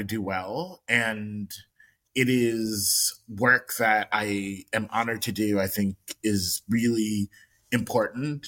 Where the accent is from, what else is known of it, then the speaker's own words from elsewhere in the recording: Long Island, New York, United States; also born or lived in Rhode Island; I am born and raised in New York, and I grew up on Long Island